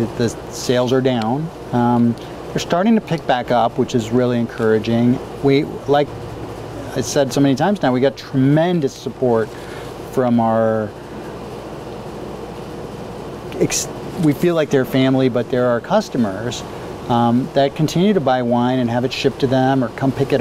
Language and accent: English; Italy; now in Oregon, United States; I grew up in Italy where people drank wine all the time